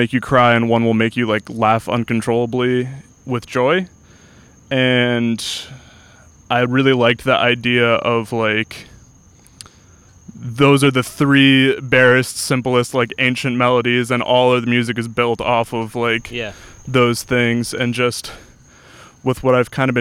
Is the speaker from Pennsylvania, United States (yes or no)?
no; Guilford, Connecticut, United States; now in Orlando, United States; I grew up in Connecticut. I grew up in a town called Guilford that is about 20 minutes outside of New Haven